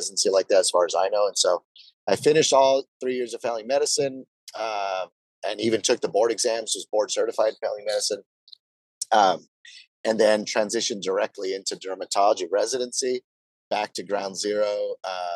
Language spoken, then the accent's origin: English; Brownsville, Texas, United States; moved away as an adult; also born or lived in Notre Dame, Indiana; I'm originally from South Texas. It's a border town called Brownsville, Texas, which is famous for being one of the poorest cities in America.